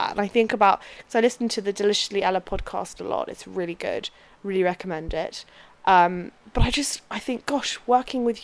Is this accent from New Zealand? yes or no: no; United Kingdom; growing up in the UK